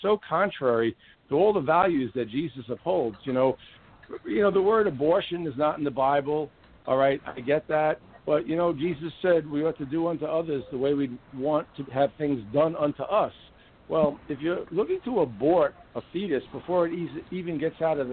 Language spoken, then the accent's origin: English; New York City, New York, United States; accent: New York; Born and raised in the Bronx